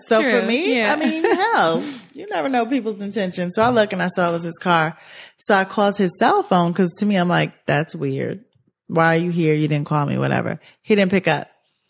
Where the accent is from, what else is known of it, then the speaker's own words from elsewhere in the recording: New York, United States; I'm from New York.